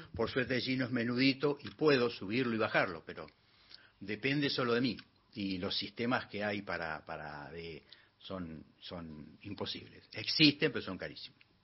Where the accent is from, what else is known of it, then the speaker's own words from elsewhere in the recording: Neuquén, Argentina; Nacido en Neuquén, Colonia Valentina, sector Chacras.